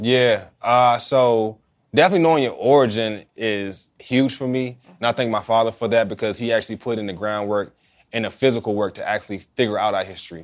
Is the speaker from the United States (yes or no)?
yes; Oxon Hill, Maryland, United States; I grew up in Oxon Hill